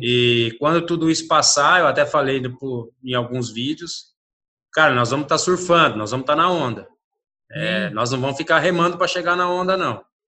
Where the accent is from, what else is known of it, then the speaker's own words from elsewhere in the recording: Brazil; eu sou brasileiro